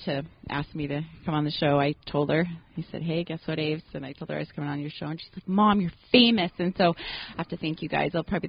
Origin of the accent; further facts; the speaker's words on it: Utah, United States; I am from Utah, born and raised.